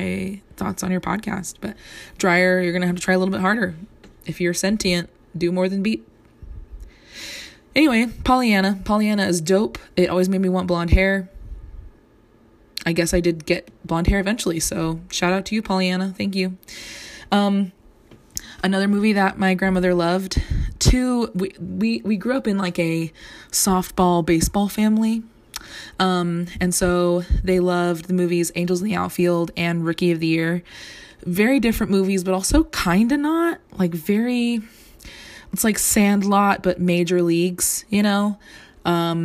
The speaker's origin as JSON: {"language": "English", "region": "Southern California", "country": "United States", "tie": "born or raised there", "said": "I grew up in Southern California"}